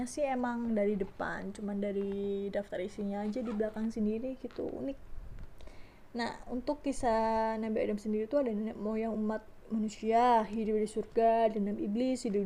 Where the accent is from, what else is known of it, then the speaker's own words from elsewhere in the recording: Surabaya, East Java, Indonesia; accent: medok; Asal aku dari Surabaya guys Jadi ya, kalau ngomong bahasa Indonesia ya, mohon maaf ya agak medok-medok